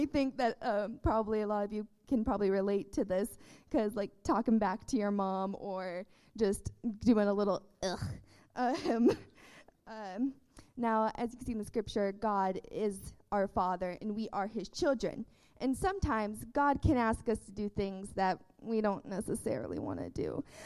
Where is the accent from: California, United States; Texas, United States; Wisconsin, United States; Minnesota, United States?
Texas, United States; I was born in Texas